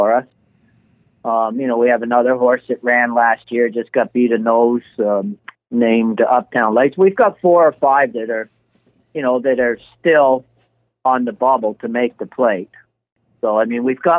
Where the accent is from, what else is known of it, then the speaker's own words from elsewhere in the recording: Canada; we're all from Canada.